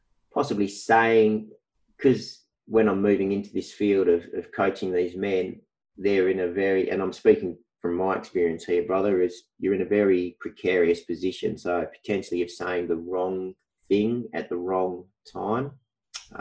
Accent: Wheatbelt region, Western Australia, Australia; now in Perth, Australia; I was born in Perth, WA. From a young age, we moved to the Wheat Belt country region, and I currently live in Perth

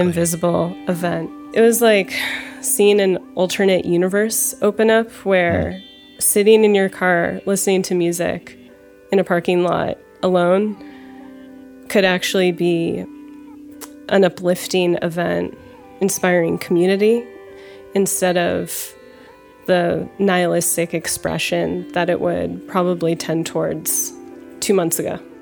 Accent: Los Angeles, California, United States; I'm from Los Angeles and I live in Los Angeles

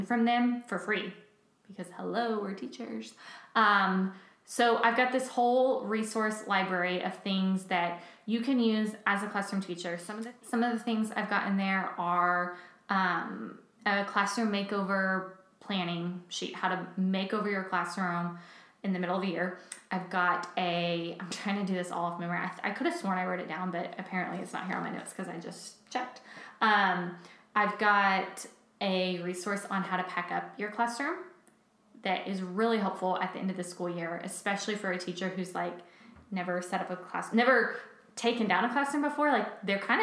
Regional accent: Texas, United States; moved away; I come from Texas where it doesn't get cold till like January 30th

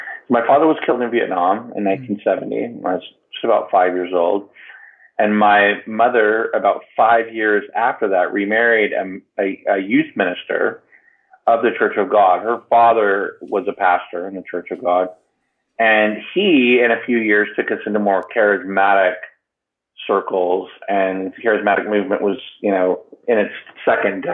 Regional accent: the South, United States; I was raised Pentecostal by a multi-generational Pentecostal families on my mother and my father's side in the South

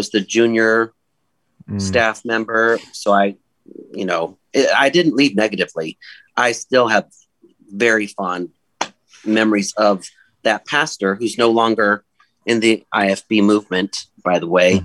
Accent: Silicon Valley, California, United States; now in Western New York, United States; I grew up in the Silicon Valley in California, at North Valley Baptist Church

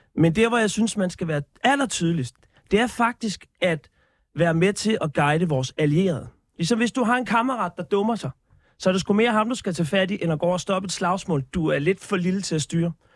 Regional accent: Denmark; mit selvbillede som, som dansker

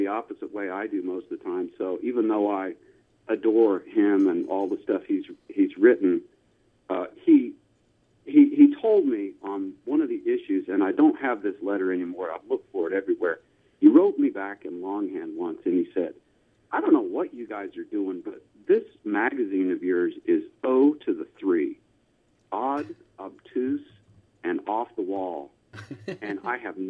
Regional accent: Tulsa, Oklahoma, United States; I grew up in Tulsa, Oklahoma

